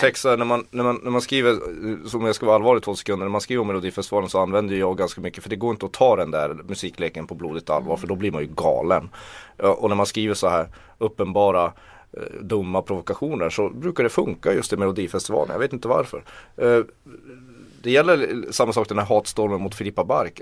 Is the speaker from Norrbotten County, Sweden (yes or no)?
yes; Kiruna, Norrbotten County, Sweden; now in Stockholm, Sweden; om jag åkte hem till Kiruna